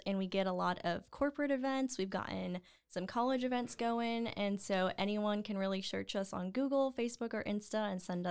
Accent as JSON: {"language": "English", "town": "Waco", "region": "Texas", "country": "United States", "tie": "born or raised there", "said": "As a Waco native"}